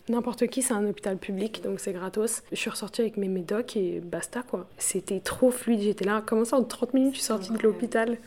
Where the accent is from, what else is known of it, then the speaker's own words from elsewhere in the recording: France; moved away as an adult; now in Delhi, India; En tant que Française